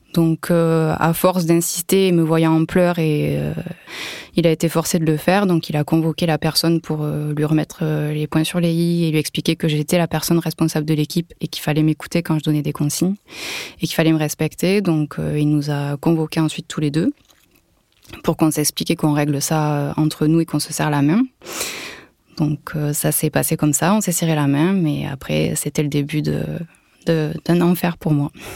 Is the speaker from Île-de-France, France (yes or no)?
no; Toulouse area, Occitania, France; moved away as an adult; now in Var, France; Je suis originaire de la région toulousaine, mais je vis actuellement dans le Var.